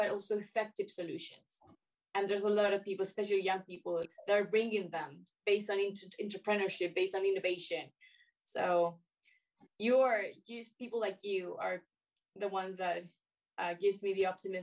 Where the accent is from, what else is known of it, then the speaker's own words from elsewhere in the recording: Chile; I'm Chilean, yes, I'm Latin American